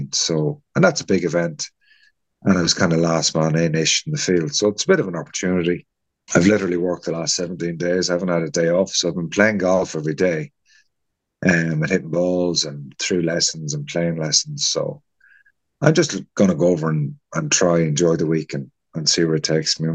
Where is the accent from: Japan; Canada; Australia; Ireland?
Ireland; Kilkenny, Leinster; now in Baltray, Ireland; I'm originally from Kilkenny